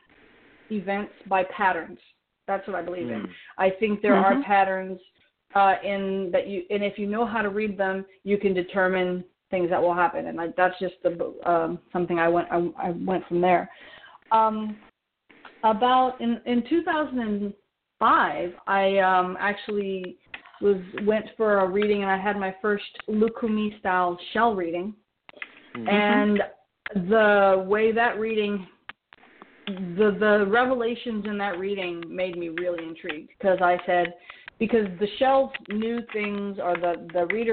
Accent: Oakland, California, United States; moved away as an adult; also born or lived in Los Angeles; I grew up in the Bay Area, born in Oakland, raised there

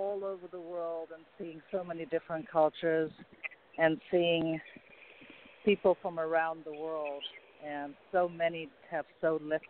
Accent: Hong Kong; also born or lived in California; now in Scottsdale, United States; I was actually raised in Hong Kong, and my father is from Norway. My mother is from Sri Lanka.

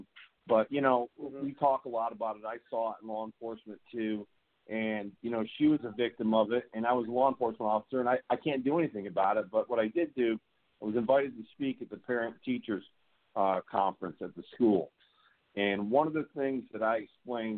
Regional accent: the South, United States; we do in the South

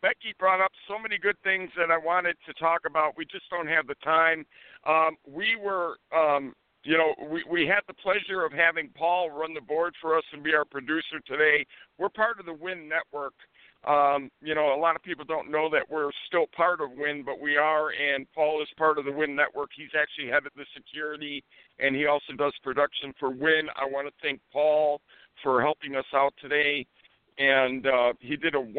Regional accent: Chicago, Illinois, United States; I'm from Chicago myself.

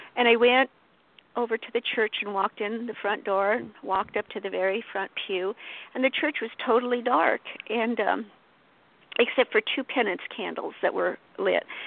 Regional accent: Colorado, United States; I was born and raised in Colorado

